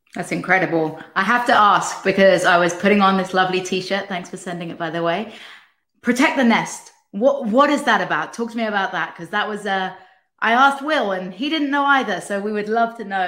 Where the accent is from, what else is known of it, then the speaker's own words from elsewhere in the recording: England, United Kingdom; moved away; as an English person